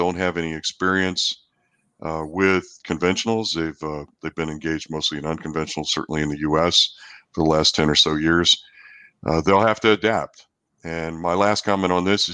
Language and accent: English; New Zealand; now in College Station, United States; I'm also a New Zealander, and my family's 10,000 miles away